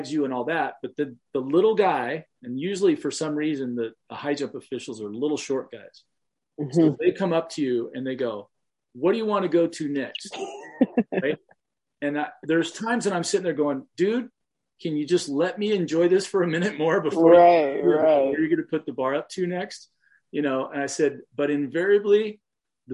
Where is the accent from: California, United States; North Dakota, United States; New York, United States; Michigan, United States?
California, United States; Southern; I was from Southern California